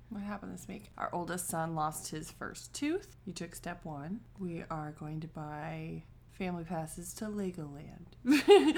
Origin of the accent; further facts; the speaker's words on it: Washington, United States; moved away as an adult; also born or lived in Saint Vincent and the Grenadines; we're originally from Washington